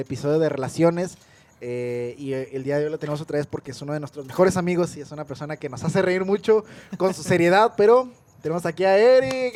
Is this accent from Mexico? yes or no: yes; northern Mexico, Mexico; Somos norteños